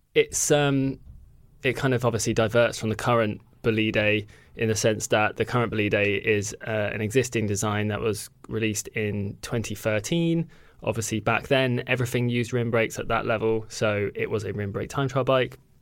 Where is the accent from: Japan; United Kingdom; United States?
United Kingdom; as a Brit